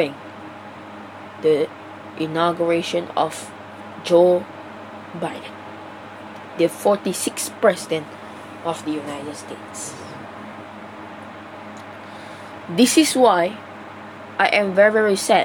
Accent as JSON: {"language": "English", "country": "Malaysia", "said": "I, as the Malaysian citizens"}